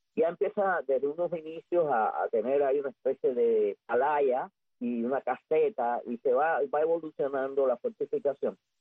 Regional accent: Havana, Cuba; yo soy habanero del Vedado, de Cojima

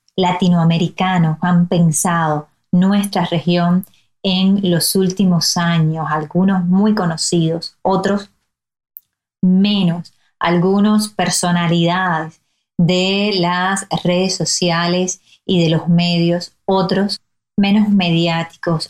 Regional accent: Cuba; Somos absolutamente conscientes de los retos que vivimos como cubanos

